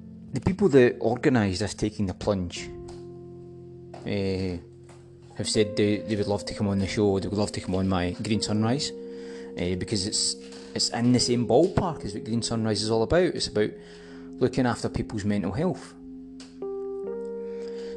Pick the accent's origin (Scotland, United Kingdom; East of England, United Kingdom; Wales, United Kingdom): Scotland, United Kingdom; accent: Scottish; that kind of accent I can go with, because that's my accent